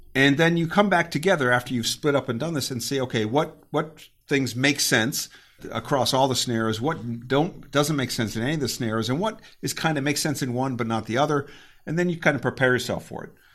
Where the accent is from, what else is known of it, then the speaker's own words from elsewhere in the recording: Connecticut, United States; moved away as an adult; also born or lived in Virginia / Germany; I, I grew up in Connecticut, and I went to undergrad at a small school in Virginia